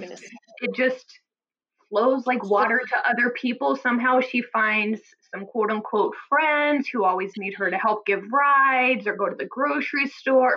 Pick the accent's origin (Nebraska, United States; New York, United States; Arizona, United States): Nebraska, United States; Omaha; now in New Haven, United States; I'm from the Midwest. She's still in um, Omaha, Nebraska, where I'm from